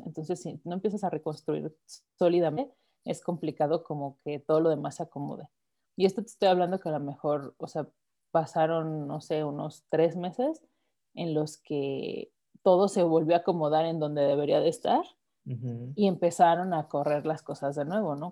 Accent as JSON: {"language": "Spanish", "country": "Mexico", "said": "Yo te puedo hablar como mujer mexicana"}